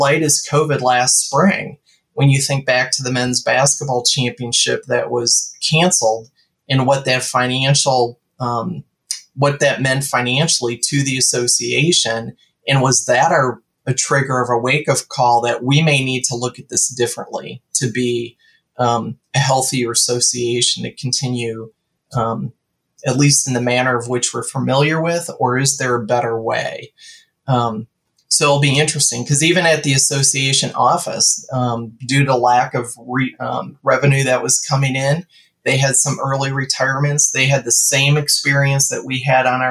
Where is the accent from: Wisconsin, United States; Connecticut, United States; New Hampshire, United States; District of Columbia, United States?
Wisconsin, United States; I grew up in Wisconsin